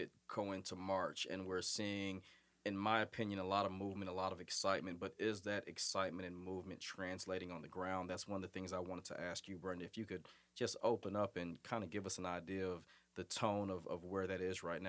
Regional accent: Massachusetts, United States; now in Forsyth County, Georgia, United States; Massachusetts, my home state

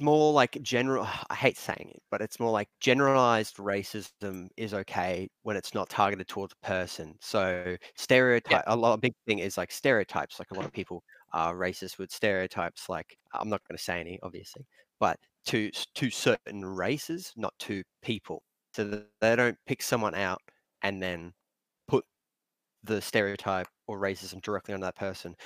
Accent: Australia; us being Australian

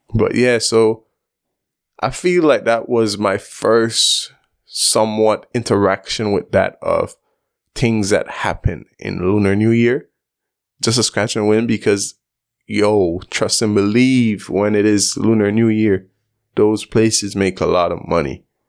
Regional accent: Belize; growing up in Belize, we have a large Asian community.

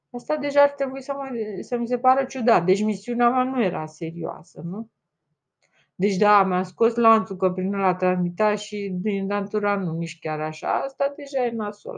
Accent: Romania; accent: Romanian; am accent românesc, românesc pur

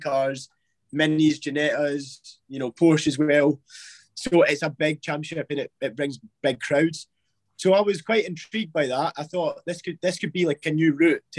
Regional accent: Scotland, United Kingdom; accent: Scottish; I was raised in Scotland. My mum's from El Salvador.

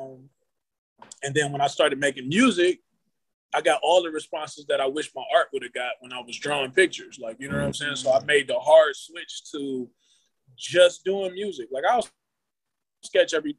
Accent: Cleveland, Ohio, United States; I'm from Cleveland, born and raised

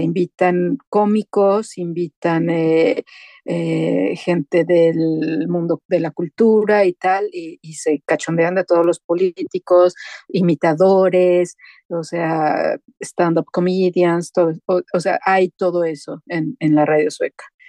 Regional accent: Mexico; moved away as an adult; now in Sweden; mi responsabilidad como mexicano en el extranjero es lo que yo haga representa a todo un país. Ahora soy la mexicana en la radio sueca

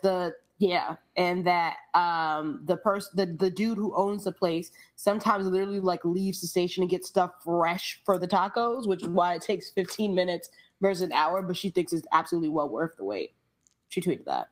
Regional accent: New York, United States; I grew up in the Bronx, but I grew up in a house

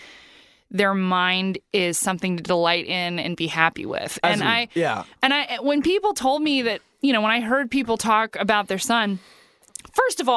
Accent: Huntington Beach, California, United States; I was raised in Orange County

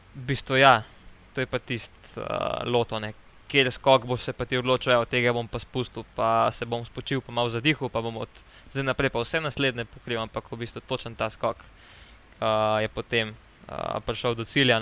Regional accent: Slovenia

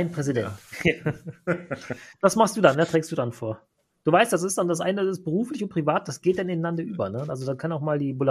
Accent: Bonn, North Rhine-Westphalia, Germany; born there; weil ich bin in Bonn geboren und die Bonner und Kölner sind Basis ist irgendwie ähnlich, aber die sind doch unterschiedlich.

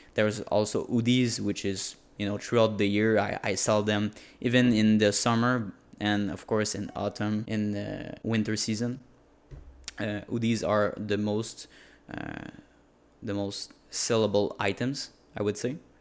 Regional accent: Quebec, Canada; first language French; English is a second language; I'm a French native speaker. Um, obviously in French in Quebec

